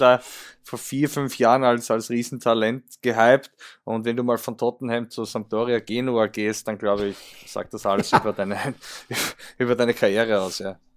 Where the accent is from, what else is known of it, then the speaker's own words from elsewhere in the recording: Austria; die Admira bei uns